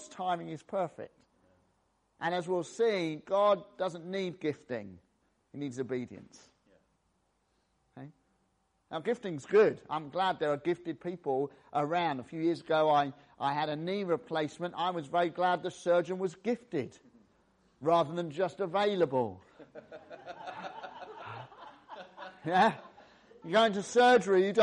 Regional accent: the England side of the Welsh borders, West Midlands, United Kingdom; I was born in the Welsh borders, just the England side of the Welsh borders

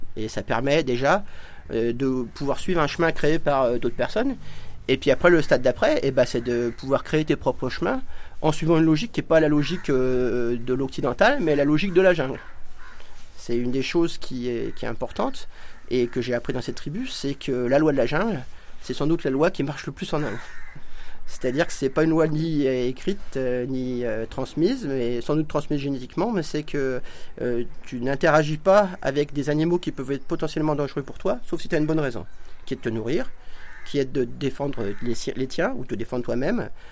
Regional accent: Ain, Auvergne-Rhône-Alpes, France; moved away as an adult; now in India; j'ai grandi dans l'Ain

